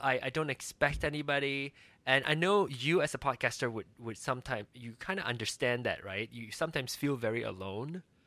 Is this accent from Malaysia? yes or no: yes; Malaysia; moved away as an adult; also born or lived in Kansas City, United States; I came from Malaysia and came to America for school